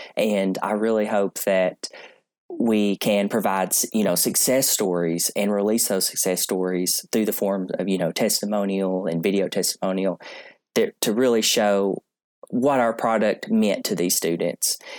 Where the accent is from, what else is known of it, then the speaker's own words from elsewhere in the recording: Columbia, Kentucky, United States; I'm uh, located in Columbia, Kentucky, and that is my hometown